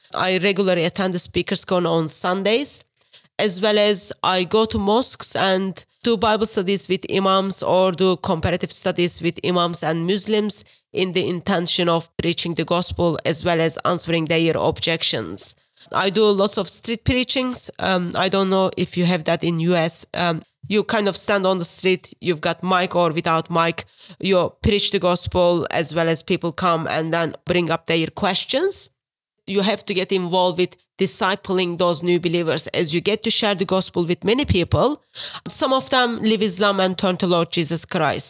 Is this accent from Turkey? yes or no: yes; Turkey; English is a second language; moved away as an adult; now in England; I am originally from Turkey. Uh, I've been in England over ten years now.